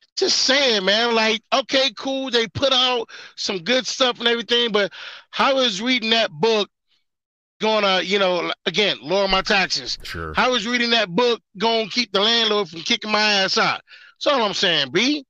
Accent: Detroit, Michigan, United States; I grew up in Detroit

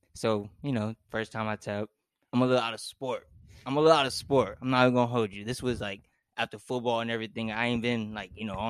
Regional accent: Arizona, United States; moved away as an adult; I was raised in Arizona, so like that's where I was predominantly for like all my childhood. I left last year

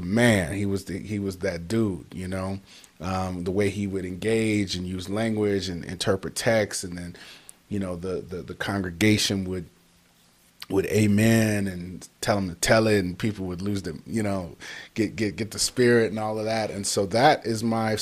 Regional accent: Detroit, Michigan, United States; moved away; also born or lived in Chicago; born in Detroit, Michigan, to Donald and Patricia Goodwin, who and just grew up around a lot of my family. I mean, all my aunts, uncles, grandmothers, they all were in Detroit

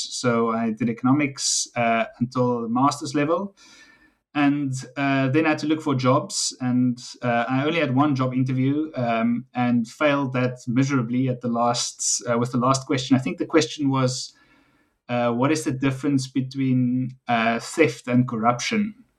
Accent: Western Cape, South Africa; So I'm South African. I grew up in South Africa in the Western Cape, not too far actually from Stellenbosch University. Came to Stellenbosch, studied here

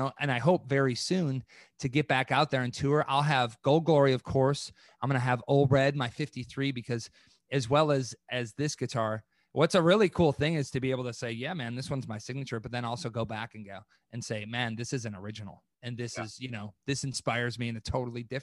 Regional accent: East Troy, Wisconsin, United States; I'm from East Troy, Wisconsin

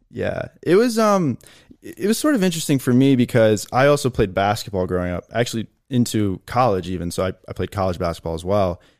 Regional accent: Chicago, Illinois, United States; moved away as an adult; also born or lived in Appleton, Wisconsin; where I grew up in Chicago

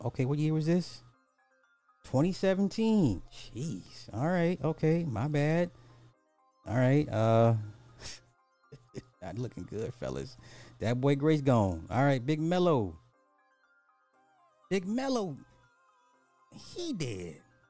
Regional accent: Texas, United States; Damn, I'm from Texas. I never heard of him either.

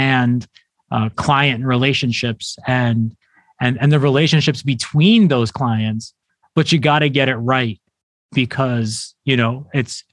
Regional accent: New York City, New York, United States; I'm born and raised in New York City

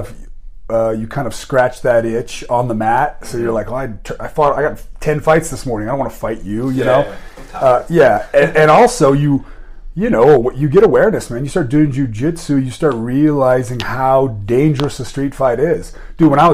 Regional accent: Seven Hills, Colorado, United States; I grew up in Seven Hills, which isn't like a bad area

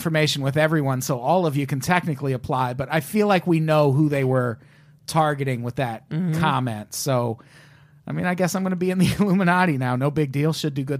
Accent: Peoria, Illinois, United States; I grew up in Illinois

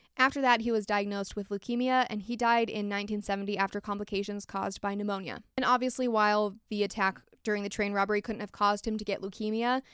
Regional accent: United States; I'm American.

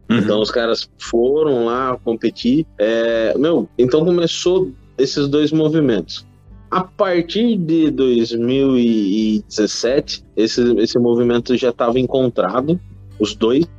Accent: Brazil; Nós, como brasileiros, a gente sabe que a gente é um povo curioso

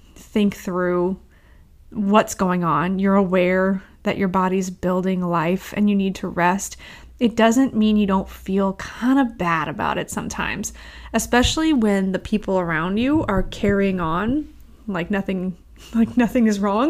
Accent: St. Louis, Missouri, United States; I grew up in Saint Louis

